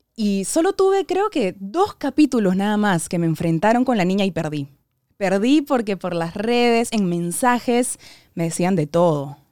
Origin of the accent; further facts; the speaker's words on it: Peru; nosotros, como sociedad peruana